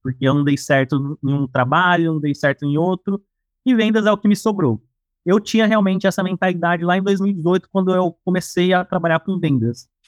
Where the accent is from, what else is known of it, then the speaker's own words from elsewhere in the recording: São Paulo, Brazil; sou aqui de São Paulo